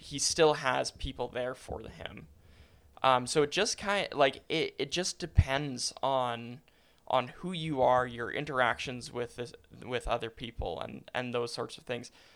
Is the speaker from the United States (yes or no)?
no; Calgary, Alberta, Canada; growing up in Calgary has been fantastic.